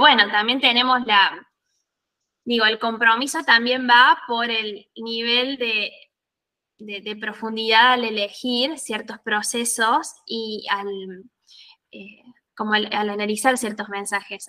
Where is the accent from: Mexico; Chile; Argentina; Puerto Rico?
Argentina; Bell Ville, Córdoba; moved away as an adult; also born or lived in Villa General Belgrano, Argentina; now in Italy; vivía un poco en Belville, que es de donde soy